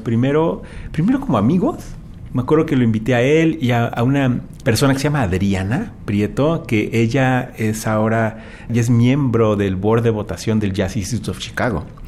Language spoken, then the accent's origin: Spanish; Mexico; moved away as an adult; como mexicano